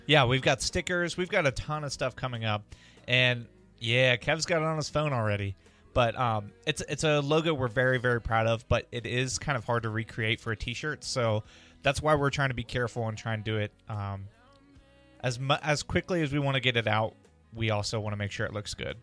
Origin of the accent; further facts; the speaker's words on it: Midwest, United States; we're from the Midwest